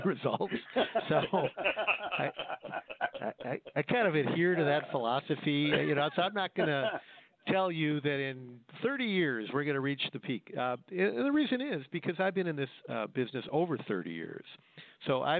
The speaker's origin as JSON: {"language": "English", "town": "Detroit", "region": "Michigan", "country": "United States", "said": "where I'm from the Detroit area"}